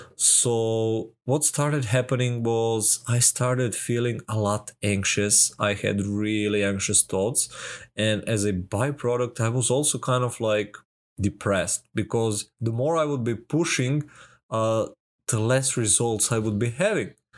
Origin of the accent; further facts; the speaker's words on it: Serbia; I'm from Serbia